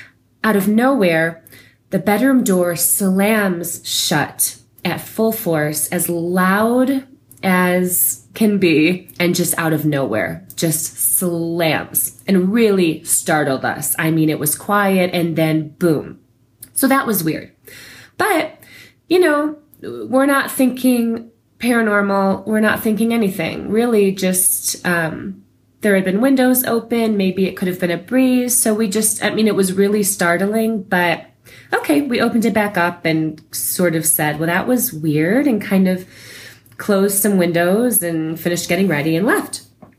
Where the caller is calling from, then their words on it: Santa Fe, New Mexico, United States; also born or lived in Colorado; I'm calling from Santa Fe, New Mexico.